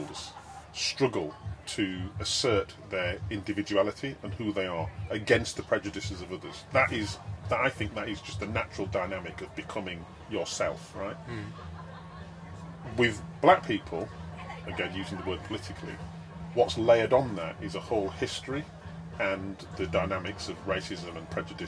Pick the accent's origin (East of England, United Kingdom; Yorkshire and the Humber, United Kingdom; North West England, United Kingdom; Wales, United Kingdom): Yorkshire and the Humber, United Kingdom; Wakefield; now in London, United Kingdom; I just remember growing up in Wakefield